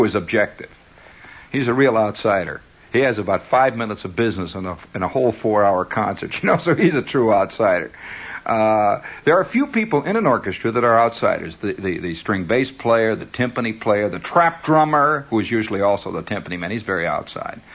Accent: United States; I am an American

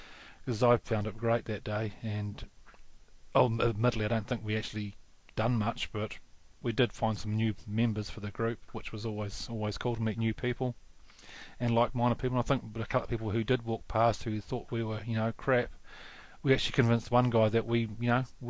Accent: Invercargill, Southland, New Zealand; I'm from Invercargill.

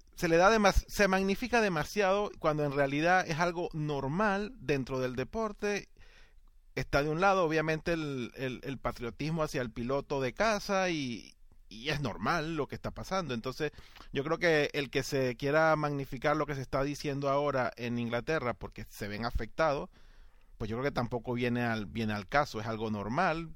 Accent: Venezuela; a mí como aficionado y como venezolano

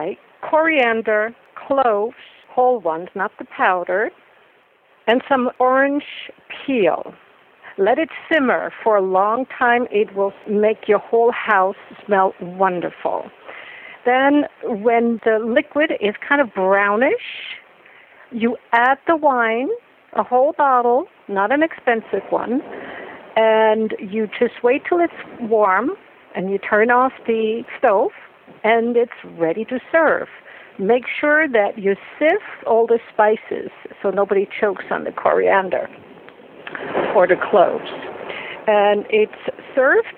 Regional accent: Switzerland; I grew up in the Swiss mountains

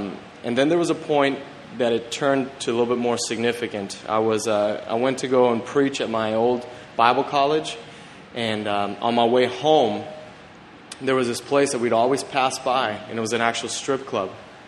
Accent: Mexico City, Mexico; I grew up in Mexico City, and I was a missionary kid.

